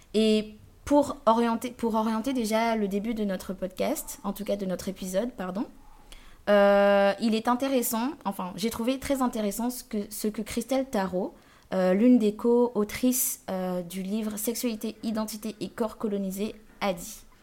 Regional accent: Guadeloupe; je venais de Guadeloupe

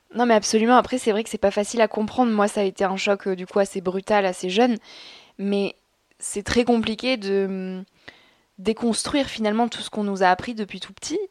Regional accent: south-west France, France; je viens de la campagne. Mes parents sont agriculteurs, donc je viens du sud-ouest de la France.

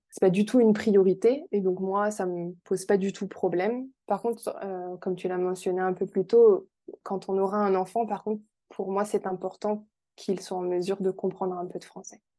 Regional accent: France; accent: French; je crois que ça fait longtemps que mon accent français euh, n'est plus présent en anglais.

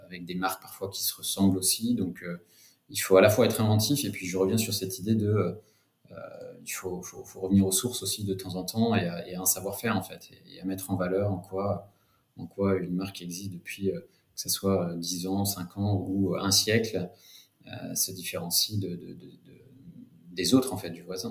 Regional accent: Cognac, Nouvelle-Aquitaine, France; moved away as an adult; also born or lived in London; je suis originaire de Cognac, en fait, d'une famille de, viticulteurs et distillateurs. Euh, donc j'ai grandi, j'ai grandi là-bas

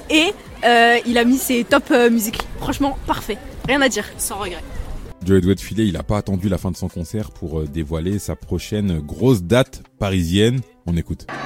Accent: Haiti; En plus, moi je suis haïtien, on représente.

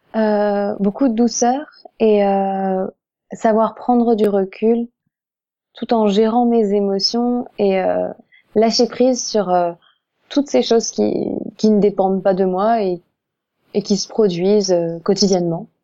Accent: Alsace, Grand Est, France; moved away; je ne suis pas du tout de la région parisienne, je suis alsacienne

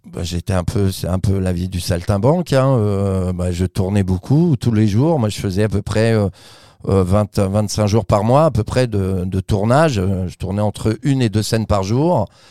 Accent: Vichy, Auvergne-Rhône-Alpes, France; moved away as an adult; also born or lived in Paris; je viens de Vichy, de l'Allier

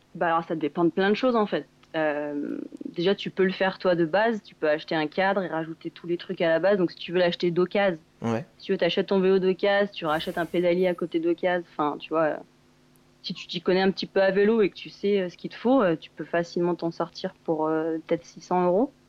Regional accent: Grenoble, Auvergne-Rhône-Alpes, France; also born or lived in Bourg-Saint-Maurice; je viens de Grenoble à la base, dans les Alpes

